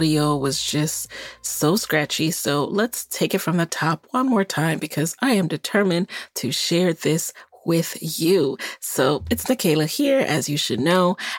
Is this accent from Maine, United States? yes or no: no; New York City, New York, United States; also born or lived in Jamaica; I was born in Jamaica, and I came to this country when I was 6 years old and grew up in the Bronx, New York